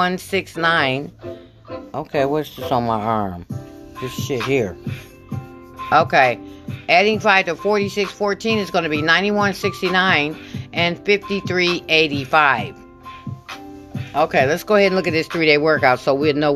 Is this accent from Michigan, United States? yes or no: yes; Michigan, United States; I'm from Michigan